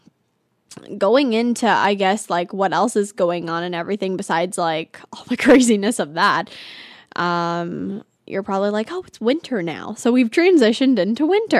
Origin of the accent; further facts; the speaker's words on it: California, United States; now in Arizona, United States; I'm from California